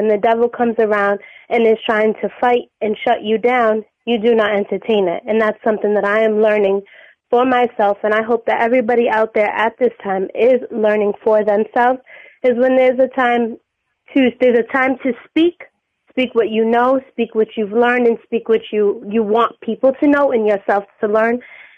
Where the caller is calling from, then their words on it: New Bedford, Massachusetts, United States; I'm calling from New Bedford, Massachusetts, a very small town.